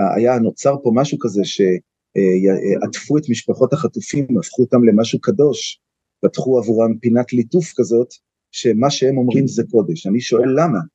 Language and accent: Hebrew; Tel Aviv, Tel Aviv District, Israel; moved away as an adult; now in Kiryat Arba, Israel; אני נולדתי בתל אביב, בבית חולים הקריה